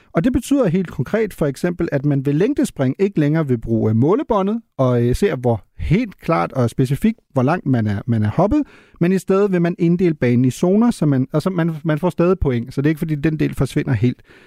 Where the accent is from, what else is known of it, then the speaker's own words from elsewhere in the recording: Germany; moved away; som tysker